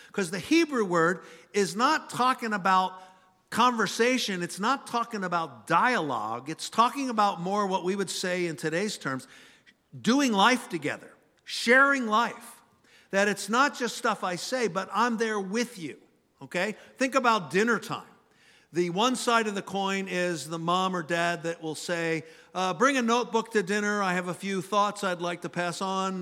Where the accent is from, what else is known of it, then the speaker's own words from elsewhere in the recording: Philadelphia, Pennsylvania, United States; Growing up in Philly, Dad worked on, uh, one of the railroads